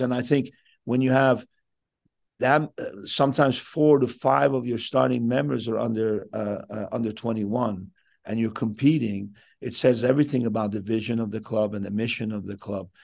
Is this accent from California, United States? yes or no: yes; Southern California, United States; moved away as an adult; now in Vancouver, Canada; I was raised in Sou-, in Southern California.